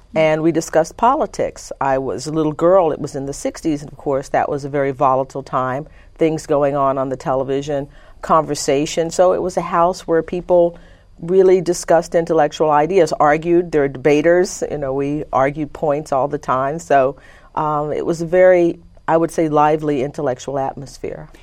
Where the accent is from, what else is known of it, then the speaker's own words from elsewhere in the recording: Conroe, Texas, United States; also born or lived in Livingston, Texas; I was born in Livingston, Texas, and when I was about six months old, my parents moved to Conroe, Texas